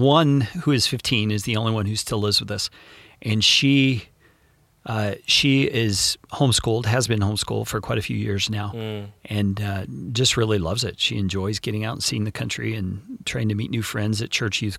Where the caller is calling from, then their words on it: Tucson, Arizona, United States; I currently don't have a home. I own an RV and we travel in our RV. And so we are calling from Tucson today, Tucson, Arizona.